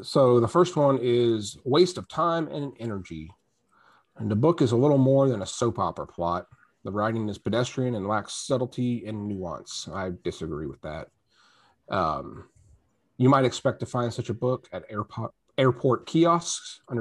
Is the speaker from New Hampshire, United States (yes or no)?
no; New Mexico, United States; growing up in New Mexico around a lot of Mormons